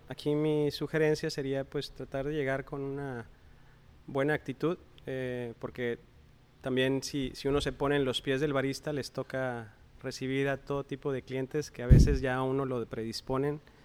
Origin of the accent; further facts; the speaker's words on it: Coahuila, Mexico; now in Monterrey, Mexico; soy originario de Coahuila